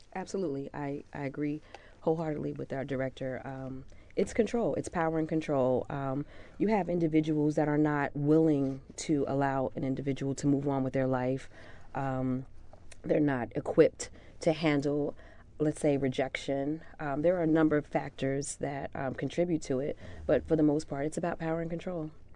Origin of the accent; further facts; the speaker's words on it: United States; I'm from the South Ward